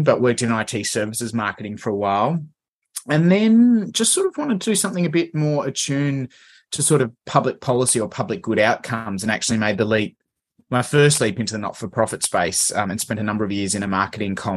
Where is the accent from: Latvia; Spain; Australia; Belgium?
Australia; Canberra, Australian Capital Territory; moved away as an adult; now in Melbourne, Australia; I grew up in Canberra and studied uni, went and did law and accounting at the ANU in Canberra